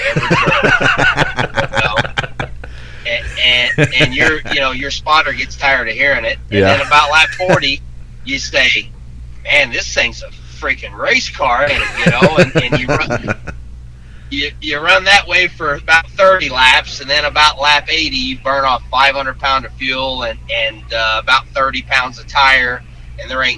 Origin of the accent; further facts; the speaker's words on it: Benton, Illinois, United States; I'm 15 minutes from the Ducoin State Fairgrounds. That's here in Benton, Illinois